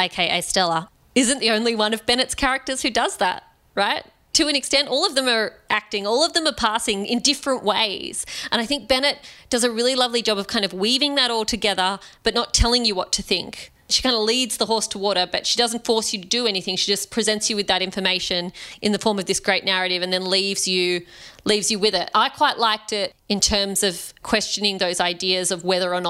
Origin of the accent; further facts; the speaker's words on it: Australia; I'm an Indian Australian woman